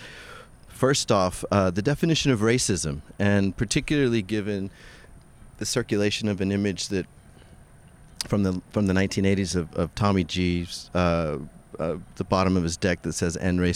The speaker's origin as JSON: {"language": "English", "region": "South Texas", "country": "United States", "tie": "born or raised there", "said": "I grew up in South Texas as a Mexican skater"}